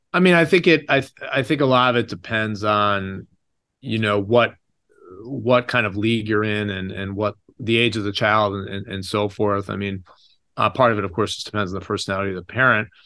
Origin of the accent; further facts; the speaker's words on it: United States; growing up in America